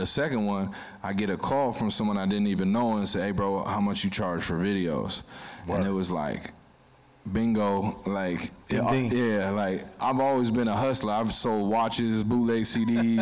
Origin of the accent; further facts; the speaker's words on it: Milwaukee, Wisconsin, United States; growing up in Milwaukee